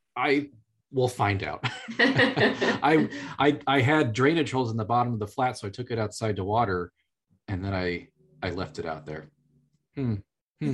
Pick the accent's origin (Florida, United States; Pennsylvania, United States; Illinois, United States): Illinois, United States; I grew up in Illinois